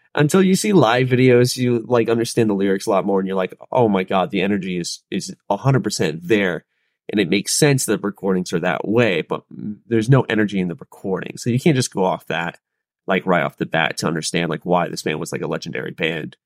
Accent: Charlotte, North Carolina, United States; I was born and raised in Charlotte

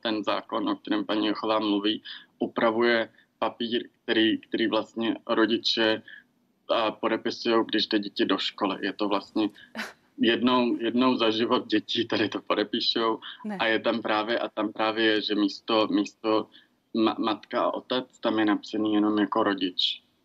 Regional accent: Czechia; těžkým dětstvím v Česku

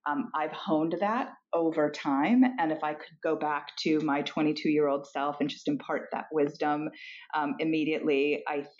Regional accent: Argentina; moved away; I'm also foreign born. I was born in Argentina.

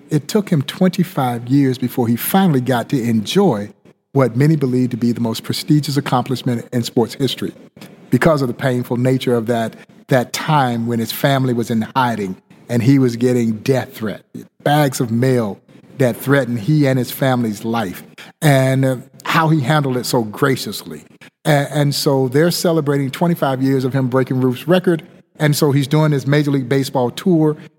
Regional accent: Crawfordville, Georgia, United States; as a kid growing up in Crawfordville, Georgia

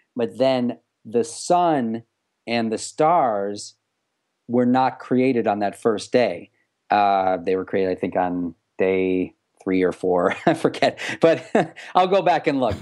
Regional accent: United States; as American Jewish kid sort of, you know, growing up in this, this era

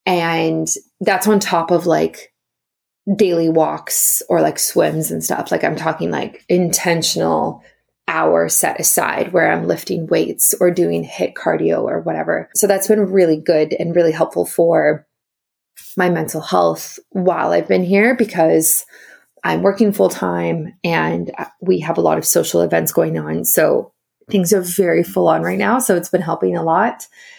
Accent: South Africa; also born or lived in Ontario, Canada; now in Canada; Originally I'm from South Africa, and then I moved to Ontario, and then I moved to BC, but I lived for many years in Ontario.

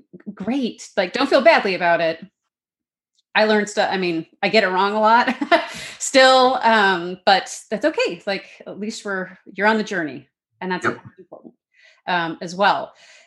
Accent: Canada; accent: Canadian; as my Canadian accent faded away for the most part, faded away, although I still have some quirks.

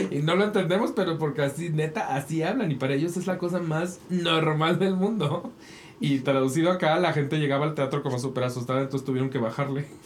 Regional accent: Spain; No, soy español. Y, soy español

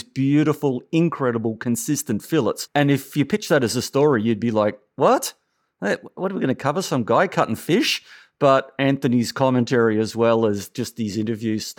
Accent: Melbourne, Victoria, Australia; Melbourne, which is my hometown.

